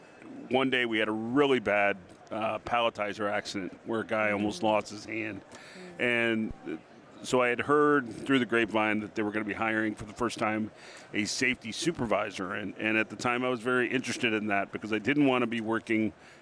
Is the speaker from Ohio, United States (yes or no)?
yes; Ohio, United States; I am from just west of Cleveland, Ohio, and our industry is photonics.